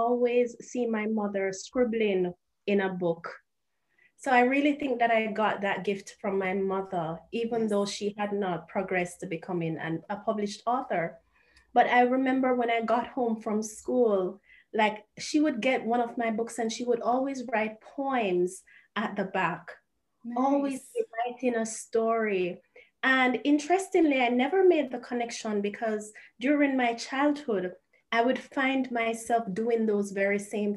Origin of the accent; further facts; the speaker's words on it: Kingston, Jamaica; moved away as an adult; now in Japan; I am from Jamaica. I was born and I grew up in Sea View Gardens. That's an inner city community in Jamaica, in Kingston